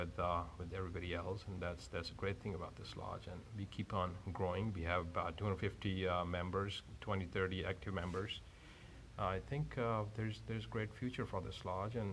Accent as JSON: {"language": "English", "country": "India", "tie": "born or raised there", "moved": "yes", "lives_now": "Buena Park, United States", "said": "I grew up among Masons in India"}